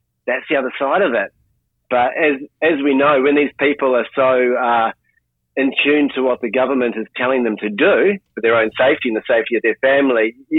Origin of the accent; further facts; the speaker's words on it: New Zealand; accent: thick Kiwi; I'm a Kiwi, I have a very thick, disruptive accent for that reason.